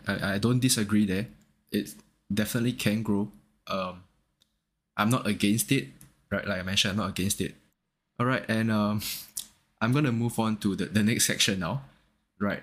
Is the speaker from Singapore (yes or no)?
yes; Singapore; I'm from Singapore